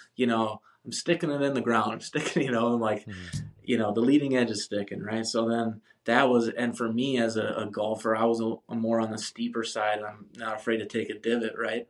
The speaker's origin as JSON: {"language": "English", "region": "Wisconsin", "country": "United States", "tie": "born or raised there", "also_born_or_lived": "Minneapolis", "moved": "as an adult", "lives_now": "San Diego, United States", "said": "I moved back um, to my hometown, Wisconsin"}